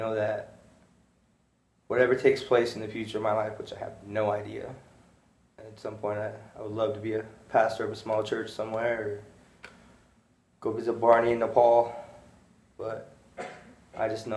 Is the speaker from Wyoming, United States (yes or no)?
yes; Casper, Wyoming, United States; I grew up in Casper, Wyoming